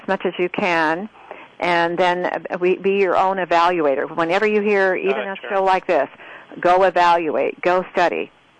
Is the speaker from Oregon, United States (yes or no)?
yes; Roseburg, Oregon, United States; also born or lived in Grants Pass, Oregon; I grew up most of my life in Roseburg.